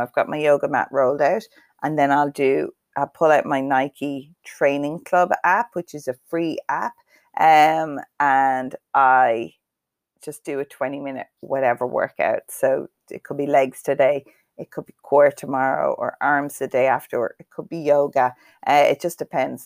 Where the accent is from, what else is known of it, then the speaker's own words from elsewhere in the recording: Cavan, Ulster, Ireland; I am from Cavan